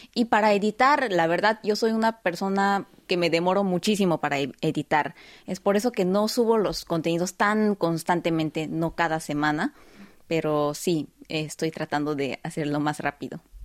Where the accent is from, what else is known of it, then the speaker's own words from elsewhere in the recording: South Korea; ya que también soy coreana